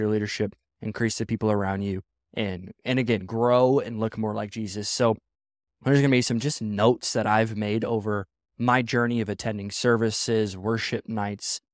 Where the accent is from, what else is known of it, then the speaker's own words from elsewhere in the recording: Midwest, United States; now in West Coast, United States; I grew up in the Midwest